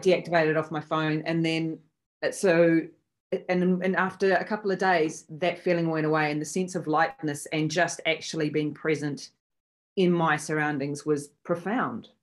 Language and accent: English; New Zealand; also born or lived in Sydney, Australia; I am a Kiwi. However, I live between New Zealand and Sydney, Australia